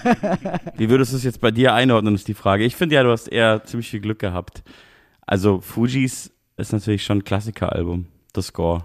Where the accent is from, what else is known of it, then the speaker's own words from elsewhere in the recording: Munich, Bavaria, Germany; die ja auch meine Heimatstadt ist.